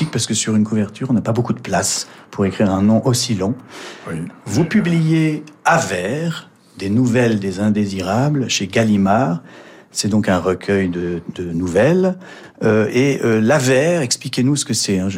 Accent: Nice, Provence-Alpes-Côte d'Azur, France; also born or lived in Mauritius; je suis niçois, et profondément niçois.

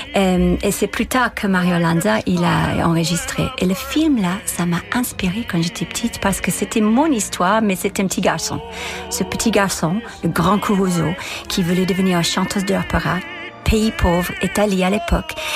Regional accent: Dundalk, Leinster, Ireland; French is a second language; moved away; also born or lived in Dublin; chez moi, à Dundalk

